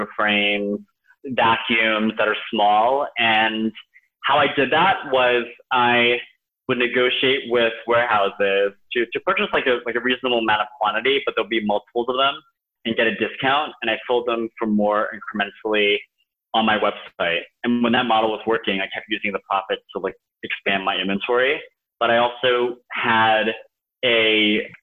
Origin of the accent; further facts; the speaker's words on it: New York City, New York, United States; also born or lived in Okayama, Japan; I was born and raised in Queens, in New York City